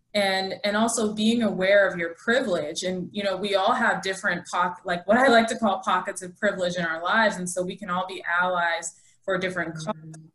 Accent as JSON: {"language": "English", "town": "Lexington", "region": "Massachusetts", "country": "United States", "tie": "born or raised there", "said": "I'm from Massachusetts. I, I grew up in Lexington, Massachusetts"}